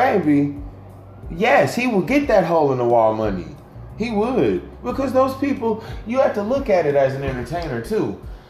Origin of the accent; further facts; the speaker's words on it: the South, United States; moved away; being in the South, growing up in the South, you know, during my Southern years as a child